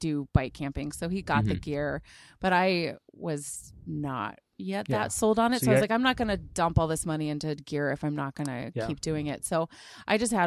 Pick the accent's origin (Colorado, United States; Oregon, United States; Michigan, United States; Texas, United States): Oregon, United States; Mid Willamette Valley, between Salem and Silverton; I grew up in the Mid Willamette Valley between Salem and Silverton